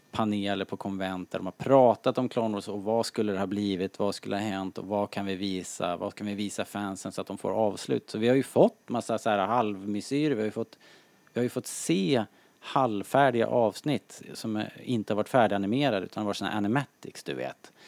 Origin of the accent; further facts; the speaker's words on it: Sweden; som svensk